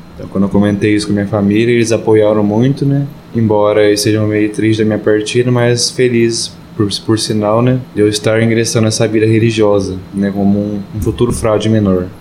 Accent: Guaratinguetá, São Paulo, Brazil; Sou natural lá de Guará

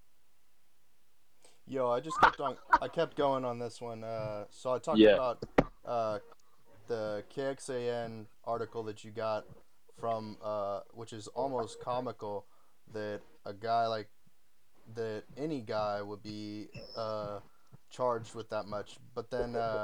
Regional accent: Georgetown, Texas, United States; I'm from Georgetown originally, so, like, I've been here all my life.

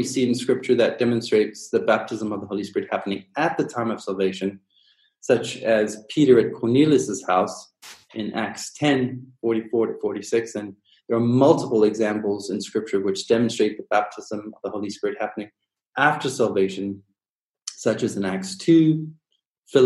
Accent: Durban, KwaZulu-Natal, South Africa; I grew up in Durban, South Africa

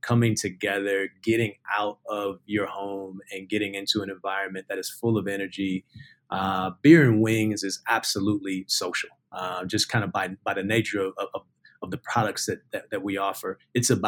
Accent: Ohio, United States; I'm from Ohio, I'm a big Ohio

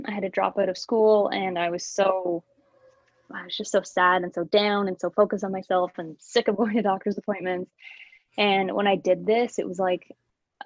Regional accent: Alliston, Ontario, Canada; we're all from Allison. It's such like a community town

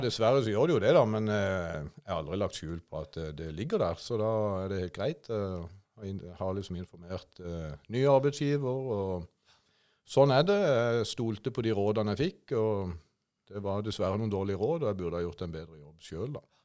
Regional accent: Kristiansand, Agder, Norway; jeg hadde mine første barneår i Auglandsbukta i Vågsbygd. Før etter hvert, når jeg begynte på barneskolen, flytta opp til Golanhøyden

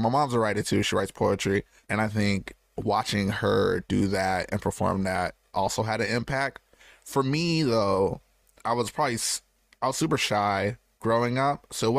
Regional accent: Michigan, United States; also born or lived in Landstuhl, Germany / Arizona; So I was born in Germany, Landstuhl, Germany. That was only like the first 4 years of my life. Then we moved to Arizona. So as a youth, I was in Arizona for a while. And then I think like fifth grade, we came to Michigan

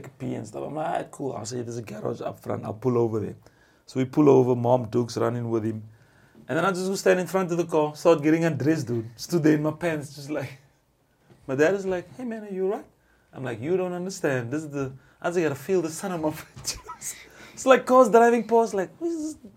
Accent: South Africa; moved away as an adult; now in Sweden; I'm from Mzansi

